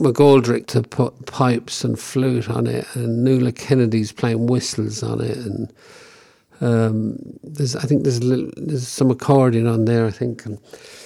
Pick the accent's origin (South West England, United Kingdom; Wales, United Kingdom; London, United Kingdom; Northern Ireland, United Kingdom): London, United Kingdom; some of these people I knew growing up in London